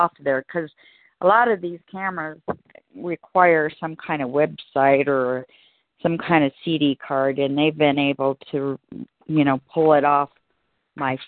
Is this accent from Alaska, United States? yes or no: yes; Alaska, United States; now in Colorado, United States; I grew up in Alaska